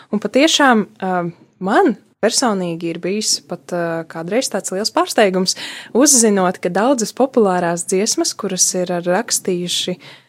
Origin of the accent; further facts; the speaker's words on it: Subate, Augšdaugava Municipality, Latvia; manā dzimtajā pilsētā, dzimtajā pusē, Subatē